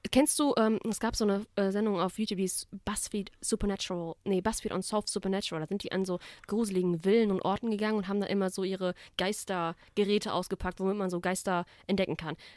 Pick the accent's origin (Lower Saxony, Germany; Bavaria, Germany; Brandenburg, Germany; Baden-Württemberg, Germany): Baden-Württemberg, Germany; So, ich komme aus dem Black Forest.